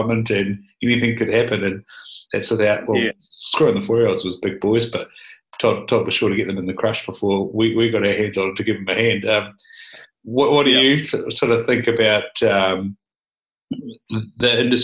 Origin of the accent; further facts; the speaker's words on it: Southland, New Zealand; growing up in Southland